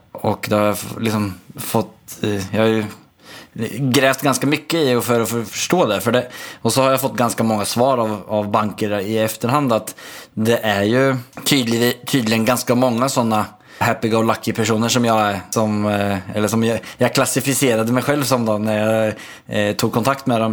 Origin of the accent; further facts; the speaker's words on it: Sweden; now in Norway; jag är svensk